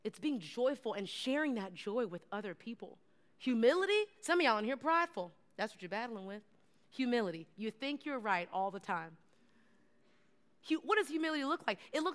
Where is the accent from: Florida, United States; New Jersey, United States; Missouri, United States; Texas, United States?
Texas, United States; I'm from Texas